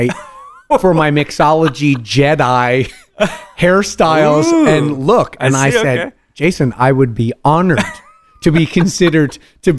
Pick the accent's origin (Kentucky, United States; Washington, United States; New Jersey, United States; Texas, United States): New Jersey, United States; I was born in Jersey proper